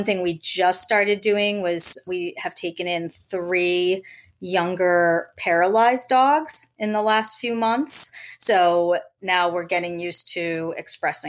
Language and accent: English; Rhode Island, United States; moved away as an adult; also born or lived in Los Angeles; I grew up in Rhode Island, had dogs growing up, ended up as an adult moving out to Los Angeles